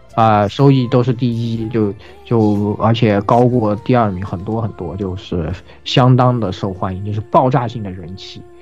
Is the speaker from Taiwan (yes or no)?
no; China; 我们中国人民非常熟悉的啊